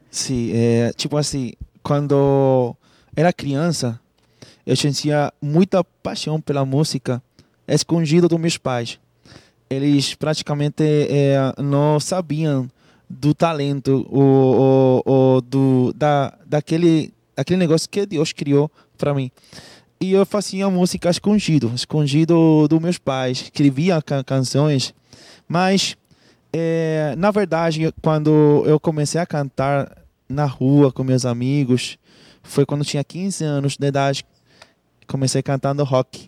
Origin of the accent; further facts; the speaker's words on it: Venezuela; Portuguese is a second language; moved away as an adult; now in Manaus, Brazil; como venezuelano